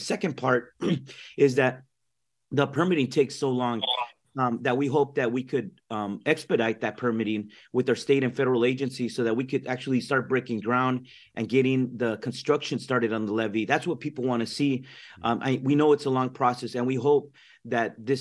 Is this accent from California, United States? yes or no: yes; Watsonville, California, United States; I'm originally from Watsonville on the other side of the river. I grew up a block from the Pajaro River itself as a young child